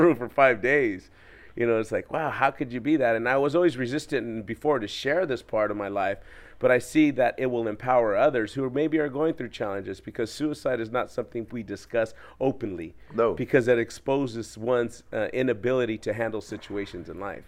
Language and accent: English; Orange County, California, United States; I'm from Orange County, California, and you know, growing up in a um, gang challenged neighborhood